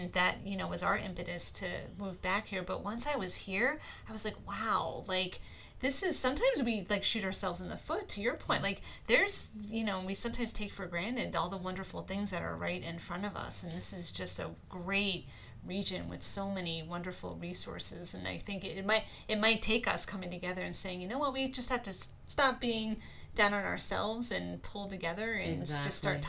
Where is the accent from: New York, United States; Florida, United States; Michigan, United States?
New York, United States; moved away as an adult; now in Northeast Pennsylvania, United States; I came to Pennsylvania to go to school. I'm from New York originally.